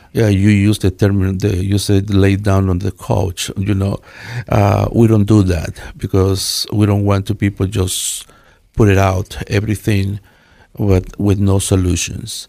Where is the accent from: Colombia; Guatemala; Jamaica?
Guatemala; Quetzaltenango; English is a second language; now in Treasure Valley, United States; I am from Guatemala. from one place named Quetzaltenango